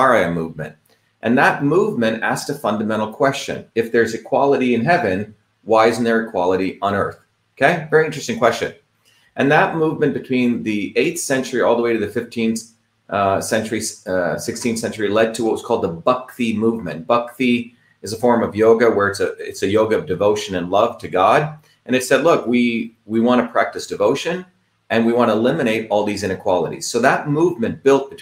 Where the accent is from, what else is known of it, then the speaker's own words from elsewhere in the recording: India; moved away; I grew up in India, and I grew up in an India which had the caste system.